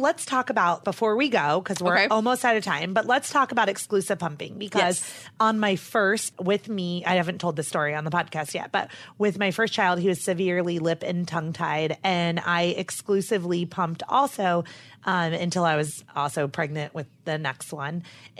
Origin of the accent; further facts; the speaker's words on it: North Carolina, United States; I'm from North Carolina.